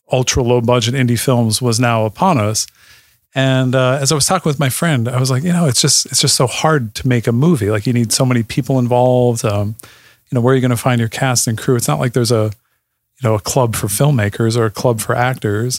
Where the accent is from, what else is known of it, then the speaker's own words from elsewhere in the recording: Jessup, Pennsylvania, United States; I am from Jessup.